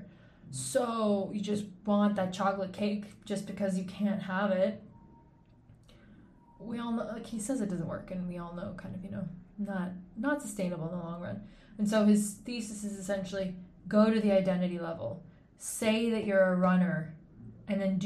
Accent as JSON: {"language": "English", "country": "Canada", "also_born_or_lived": "Switzerland", "moved": "as an adult", "said": "I'm Canadian"}